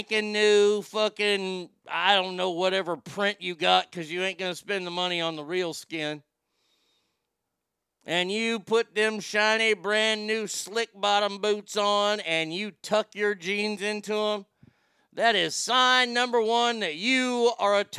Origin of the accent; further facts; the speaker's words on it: Glendora, California, United States; my hometown of Glendora, California